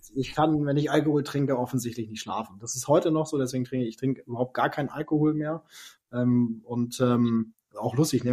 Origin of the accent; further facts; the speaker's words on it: Lower Saxony, Germany; ich bin in einer kleinen Stadt groß geworden in äh, Niedersachsen äh, oder aufgewachsen, groß geworden in Norddeutschland